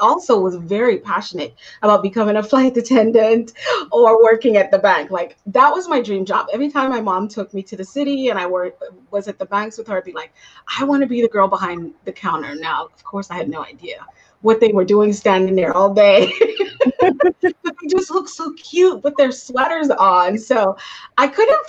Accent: Guyana; also born or lived in Florida; now in Arizona, United States; I am originally born and raised in Guyana, South America, which I'm very proud

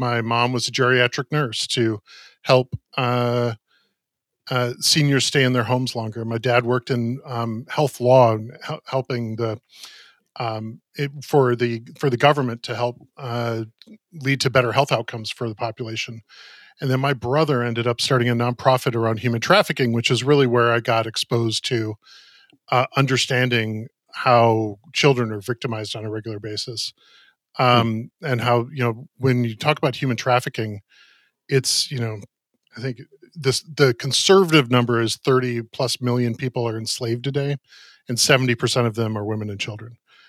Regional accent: Minneapolis, Minnesota, United States; I grew up in Minneapolis, kind of straddling suburban life at a church and going to inner city high school.

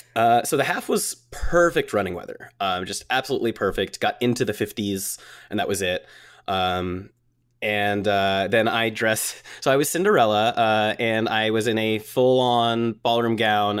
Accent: Atlanta, Georgia, United States; I'm from Atlanta. It's not cold here.

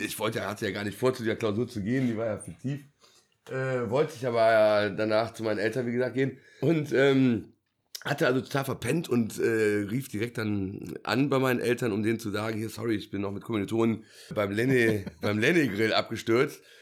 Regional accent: Bonn, North Rhine-Westphalia, Germany; bin gebürtiger Bonner

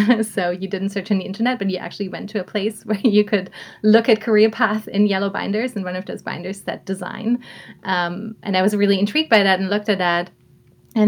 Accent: Southern Germany, Germany; moved away; growing up in Germany, I come from a small town in southern Germany

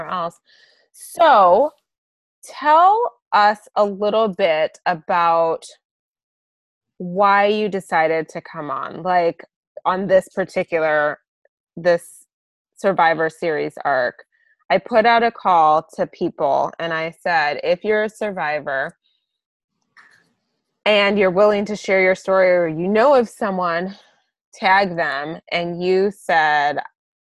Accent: Michigan, United States; moved away; also born or lived in Las Vegas; we're both from Michigan.

